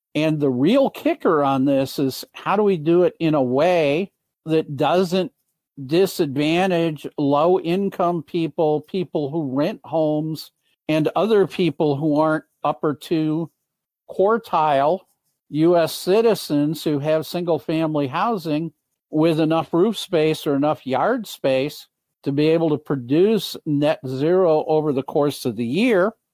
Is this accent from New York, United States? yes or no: no; Michigan, United States; in Michigan, my home state